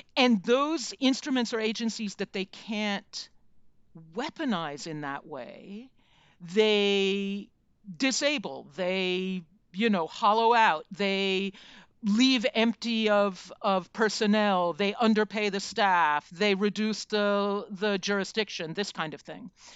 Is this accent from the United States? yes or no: yes; United States; as an American